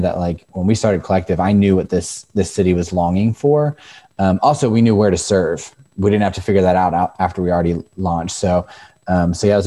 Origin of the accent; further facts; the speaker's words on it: Northern Virginia, United States; moved away as an adult; now in Frederick, United States; Growing up in Northern Virginia, Frederick culture is very similar